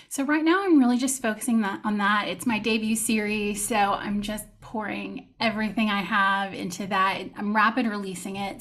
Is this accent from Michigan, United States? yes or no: no; Texas, United States; moved away as an adult; now in France; I am from Texas